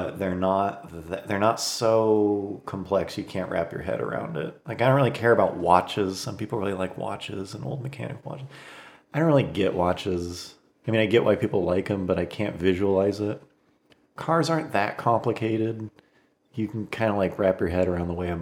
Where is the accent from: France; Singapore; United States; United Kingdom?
United States; Fresno, California; We're all from Fresno, and Fresno's it's a central California city